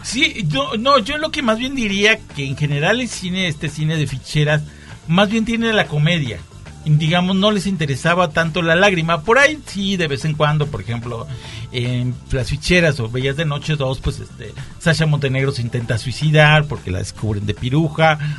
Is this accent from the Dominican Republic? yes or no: no; Mexico; soy mexicano, me gustan las tecolotas y los tacos de canasta